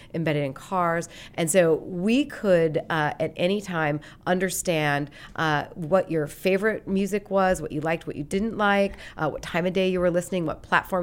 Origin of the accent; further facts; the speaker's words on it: Great Falls, Montana, United States; moved away as an adult; I grew up in Montana, and, uh, I grew up in Great Falls, which was the big city in Montana.